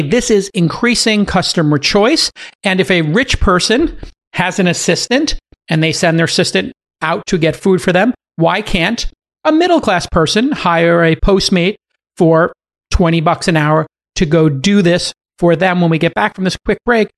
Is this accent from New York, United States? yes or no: yes; New York City, New York, United States; in my hometown of Brooklyn